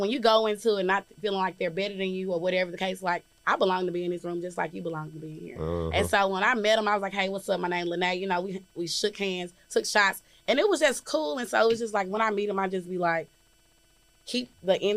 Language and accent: English; Jackson, United States; I'm from Jackson.